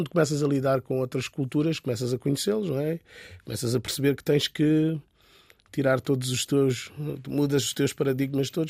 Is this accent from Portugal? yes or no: no; Angola; born there; Sim, eu nasci em Angola, mas meus pais são cabo-verdianos.